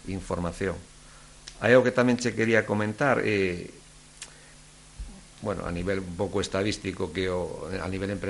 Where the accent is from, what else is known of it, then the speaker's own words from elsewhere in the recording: Mugardos, Galicia, Spain; moved away as an adult; now in Ribadeo, Spain; Eu son de Mugardos